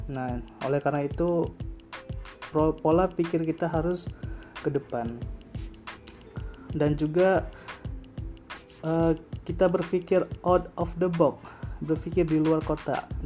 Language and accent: Indonesian; Sigli, Aceh, Indonesia; now in Malang, Indonesia; asal dari Sigli